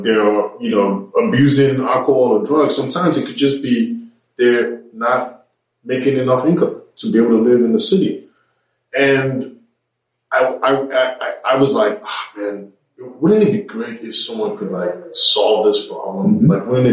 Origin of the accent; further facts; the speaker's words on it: New York, United States; as a young black man growing up in New York, you know, I was partying every night and going to work every day.